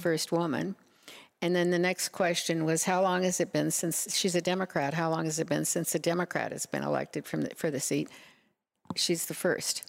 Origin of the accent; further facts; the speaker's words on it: Nebraska, United States; moved away as an adult; also born or lived in Huntington Beach; now in Laguna Beach, United States; I grew up in Nebraska.